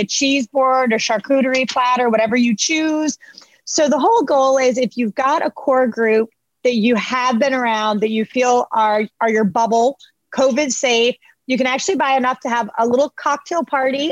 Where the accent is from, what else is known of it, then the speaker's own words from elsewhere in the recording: Lantana, Florida, United States; I grew up in Palm Beach County. I grew up in Lantana, actually